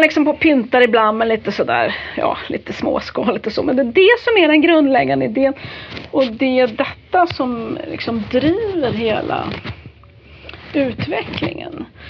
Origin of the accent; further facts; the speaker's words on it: Värmland, Sweden; jag är ju värmlänning